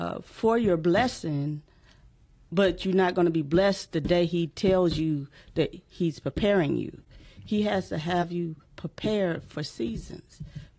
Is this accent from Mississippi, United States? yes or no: yes; Mississippi, United States; now in Michigan, United States